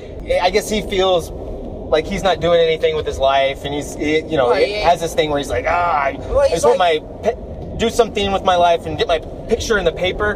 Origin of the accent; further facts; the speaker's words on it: United States; I'm an American